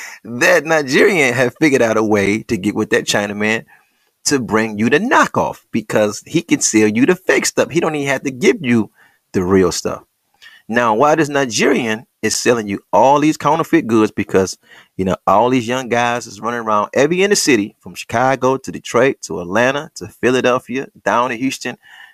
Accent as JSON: {"language": "English", "country": "Senegal", "said": "Now, I got the records because I'm from Senegal and I'm a native"}